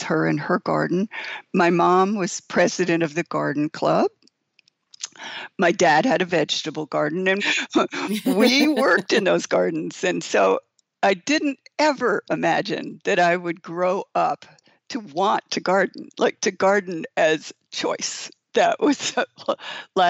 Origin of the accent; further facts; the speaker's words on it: Brewster, New York, United States; now in Long Island, United States; I was born in Brewster, New York, which is in Putnam County